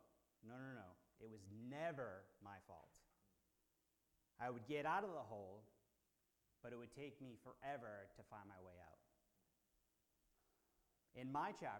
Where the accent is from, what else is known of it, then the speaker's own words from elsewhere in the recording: Boston, Massachusetts, United States; I'm from Boston.